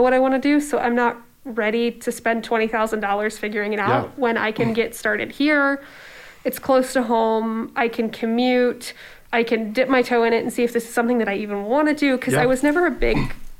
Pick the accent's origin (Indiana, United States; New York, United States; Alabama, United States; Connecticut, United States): Indiana, United States; Warsaw; also born or lived in Ohio; I grew up in a little town in Ohio, very, very small, and moved to Indiana when I was in grade school. I kind of lived in that town until I graduated high school.